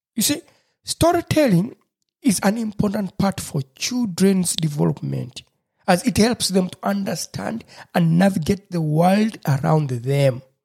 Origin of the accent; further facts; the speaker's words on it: Busoga, Uganda; first language Lusoga; English is a second language; my mother tongue, lusoga